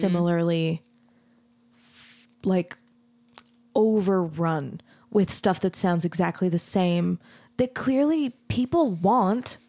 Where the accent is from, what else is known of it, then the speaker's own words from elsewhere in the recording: Mesa, Arizona, United States; moved away as an adult; also born or lived in Denton, Texas; I grew up in Arizona, in Mesa, Arizona